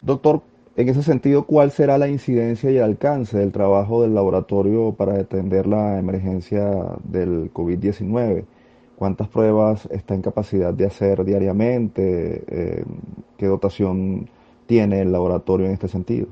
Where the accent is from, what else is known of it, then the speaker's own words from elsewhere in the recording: Venezuela; agradecemos como venezolanos el aporte